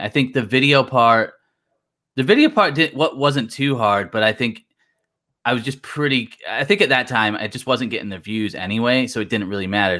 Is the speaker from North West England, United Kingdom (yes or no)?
yes; Blackpool, North West England, United Kingdom; now in United States; I'm originally from Blackpool